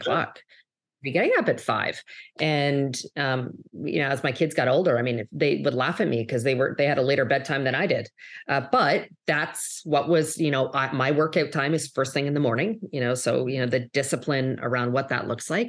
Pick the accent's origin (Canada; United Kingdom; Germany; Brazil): Canada; now in United States; if you'll hear maybe a bit of an accent, I'm actually originally from Canada, um, but have lived and worked in, in the U S, um, for many years